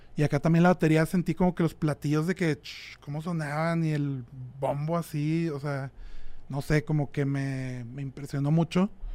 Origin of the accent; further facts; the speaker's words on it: San Pedro Garza García, Nuevo León, Mexico; soy de Monterrey, de San Pedro.